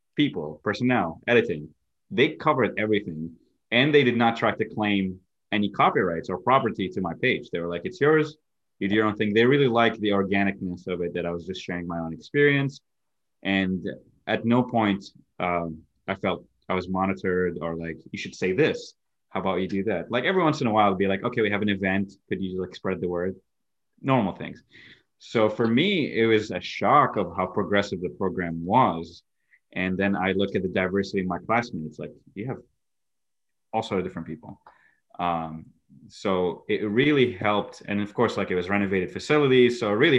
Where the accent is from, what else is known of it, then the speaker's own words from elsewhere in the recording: Iraq; moved away; also born or lived in Egypt / Syracuse, New York; I'm originally from Iraq, born and raised, and then I lived in Egypt. In 2011, I moved to Syracuse